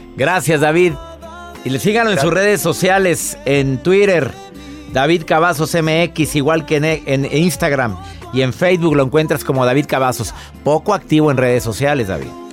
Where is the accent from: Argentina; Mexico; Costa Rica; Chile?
Mexico; Monterrey, Nuevo León; mi ciudad, de mi natal Monterrey